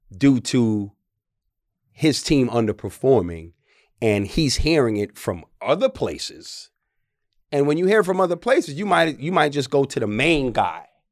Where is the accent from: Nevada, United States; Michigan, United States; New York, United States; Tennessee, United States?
New York, United States; New York City; moved away; I'm from the Bronx, New York.